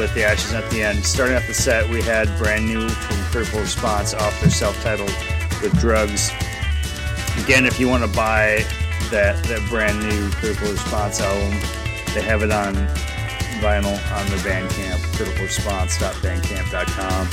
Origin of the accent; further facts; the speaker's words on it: United States; first language English; my native English, because I am an American, and I have an American skill with foreign languages